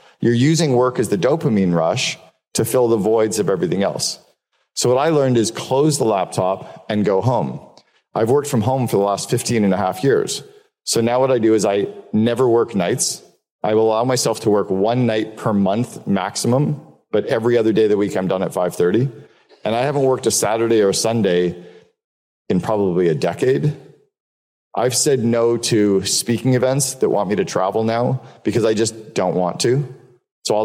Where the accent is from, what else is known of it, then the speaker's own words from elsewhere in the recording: Canada; also born or lived in Seattle; I'm moving from Seattle back to Canada